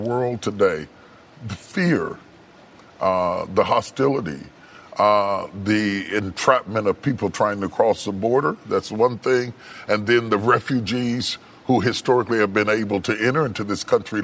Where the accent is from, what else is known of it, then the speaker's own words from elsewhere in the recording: West Virginia, United States; I grew up in West Virginia